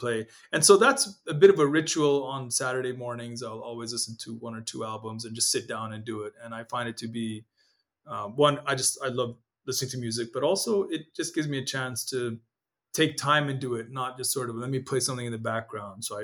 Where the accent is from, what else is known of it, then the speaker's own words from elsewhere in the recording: Nairobi, Kenya; first language Amharic; English is a second language; moved away as an adult; also born or lived in Ethiopia / Eritrea (ancestry) / United States; The house I grew up in Nairobi, Kenya, in an area called Lavington